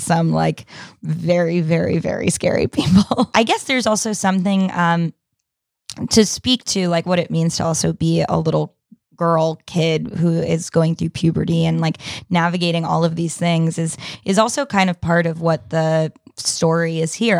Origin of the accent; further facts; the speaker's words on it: New York, United States; when I was, uh, thirteen, fourteen, growing up in New York